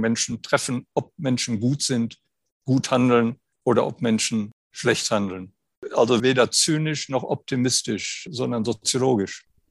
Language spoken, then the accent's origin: German; Germany; Ich bin 1951 geboren in Deutschland